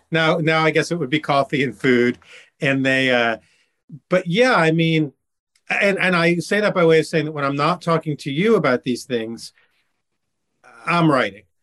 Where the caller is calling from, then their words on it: Ridgewood, New Jersey, United States; from Ridgewood, New Jersey, in Bergen County, a suburb north west of New York City where I lived for many years.